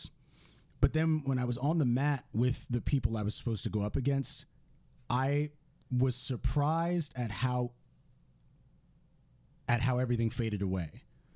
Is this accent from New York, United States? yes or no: yes; New York, United States; growing up in New York and like in the hood